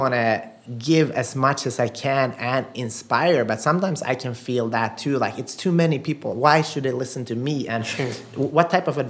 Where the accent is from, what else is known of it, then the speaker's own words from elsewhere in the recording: Sweden; English is a second language; moved away as an adult; I'm from Sweden. So coming here is being in a new country, talking in a different language